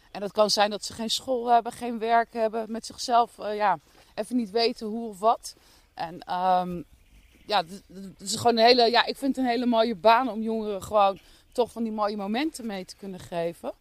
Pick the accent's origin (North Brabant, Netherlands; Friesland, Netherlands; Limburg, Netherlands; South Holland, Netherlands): South Holland, Netherlands; The Hague; moved away as an adult; now in Dordrecht, Netherlands; Ik eh, kom oorspronkelijk eh, geboren en getogen in Den Haag